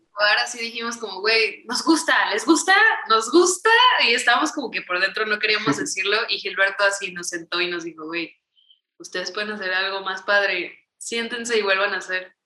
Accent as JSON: {"language": "Spanish", "country": "Mexico", "also_born_or_lived": "Mexico City", "said": "somos un dúo mexicano, estamos en la Ciudad de México"}